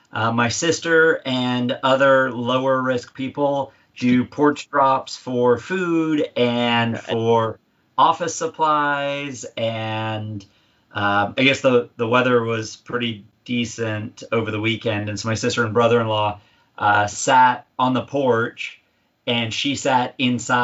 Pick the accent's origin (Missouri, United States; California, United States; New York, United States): California, United States; moved away as an adult; also born or lived in Central Indiana; now in Indiana, United States; we talk about being Californian Hoosiers, because while we're both from California and our roots are still there, we've grown and blossomed and started our family here